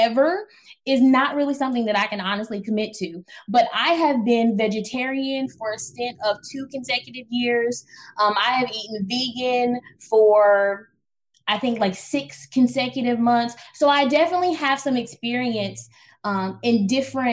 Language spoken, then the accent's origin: English; New Bern, North Carolina, United States; I grew up in Eastern North Carolina, New Bern, North Carolina, 252.